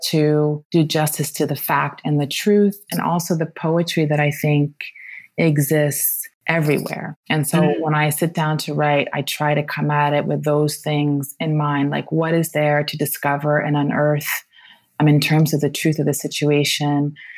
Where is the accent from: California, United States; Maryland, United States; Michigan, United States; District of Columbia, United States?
District of Columbia, United States; Washington; moved away as an adult; also born or lived in New York / Japan; now in Rome, Italy; I grew up in Washington, D.C., in a very vibrant Black Washington